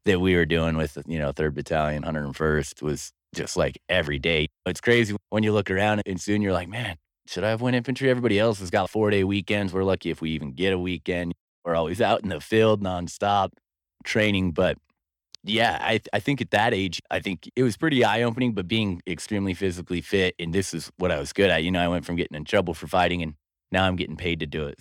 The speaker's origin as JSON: {"language": "English", "town": "Pocatello", "region": "Idaho", "country": "United States", "tie": "born or raised there", "said": "I was born and raised here in Pocatello, Idaho"}